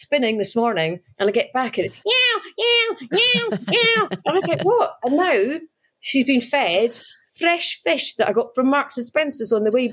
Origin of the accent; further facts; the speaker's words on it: Edinburgh, Scotland, United Kingdom; moved away; I'm from Edinburgh